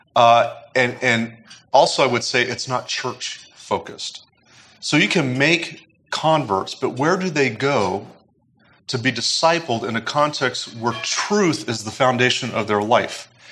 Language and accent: English; United States; as Americans